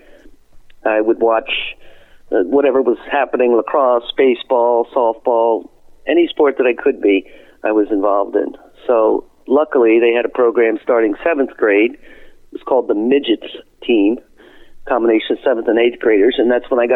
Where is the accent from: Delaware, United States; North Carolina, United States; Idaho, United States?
Delaware, United States; Wilmington; I spent all my childhood in Wilmington, Delaware